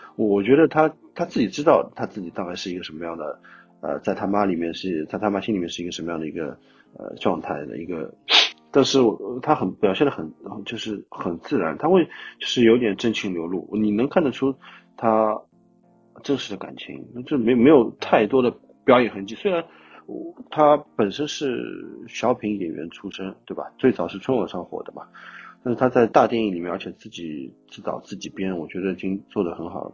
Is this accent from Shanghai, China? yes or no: yes; Shanghai, China; 我是上人